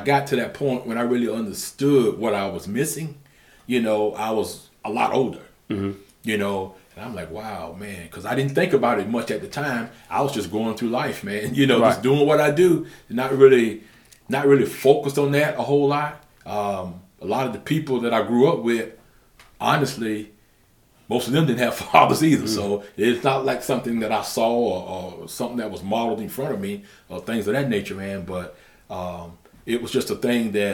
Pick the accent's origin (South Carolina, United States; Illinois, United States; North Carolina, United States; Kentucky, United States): South Carolina, United States; Camden; also born or lived in Jacksonville, Florida; I'm born and raised in Camden, South Carolina